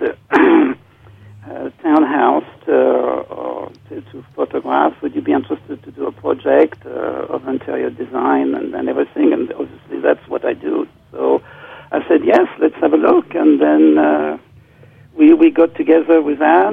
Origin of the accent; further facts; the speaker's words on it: France; moved away as an adult; also born or lived in London; now in New York, United States; I grew up in France